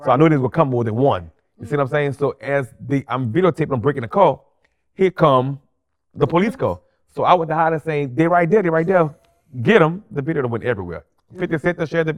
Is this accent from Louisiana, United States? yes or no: yes; New Orleans, Louisiana, United States; I was born and raised in New Orleans.